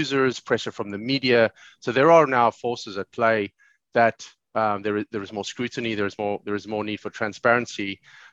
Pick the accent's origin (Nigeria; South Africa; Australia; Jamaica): South Africa; now in Dublin, Ireland; I live in Dublin now, but I grew up in South Africa in the 80s and the 90s